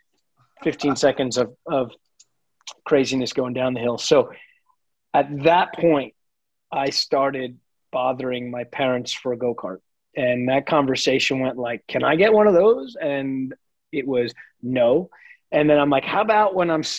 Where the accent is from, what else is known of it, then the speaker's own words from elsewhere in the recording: Long Island, New York, United States; I grew up in New York on Long Island.